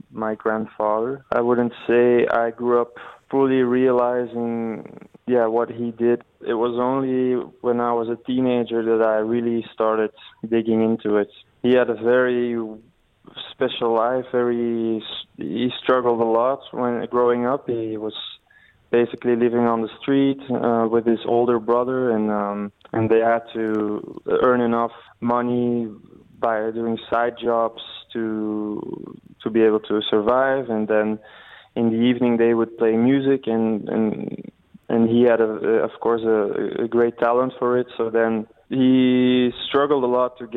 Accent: Belgium; I grew up in Belgium, so I, I don't really have um, a connection in that way.

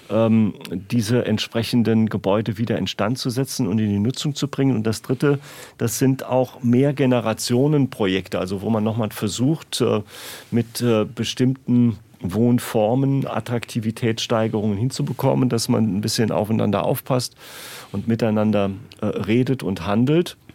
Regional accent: Rehlingen-Siersburg, Saarland, Germany; Also aus meiner Heimatgemeinde Redingen Siersburg ist das äh, auch feststellbar

